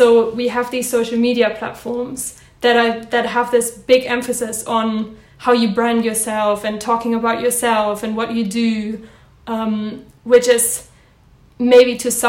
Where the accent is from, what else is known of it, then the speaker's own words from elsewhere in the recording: Germany; English is a second language; I'm German, as you can't tell from my accent.